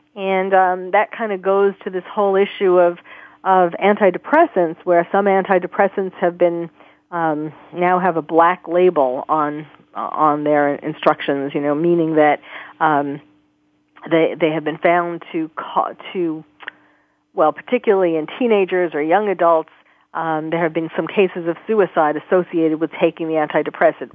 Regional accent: New York, United States; I grew up in New York

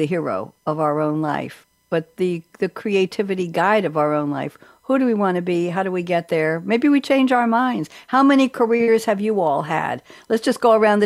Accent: New York, United States; accent: Brooklyn, Bronx; I don't tell people I'm from New York, and most people can't tell.

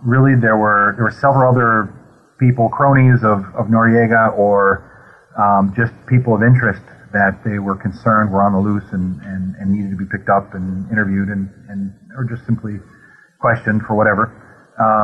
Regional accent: Northern Wisconsin, United States; moved away as an adult; now in Panama; I'm from Wisconsin, actually, and I have a lot of people like to say Minnesota. I don't get it. I'm actually from Wisconsin

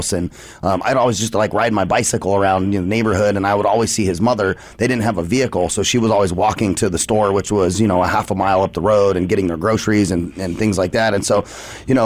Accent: Arizona, United States; I'm, like, an Arizona native and love all things Arizona. I've been here my whole life.

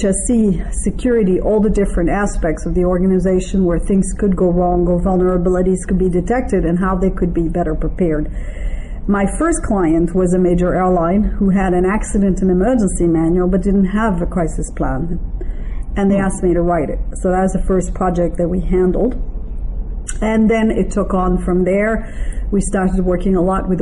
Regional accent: France; moved away as an adult; also born or lived in Israel / Taiwan; I'm originally French, and actually I have a French passport, but I'm bilingual because my stepfather was from Toronto, Canada. I was raised mostly in France

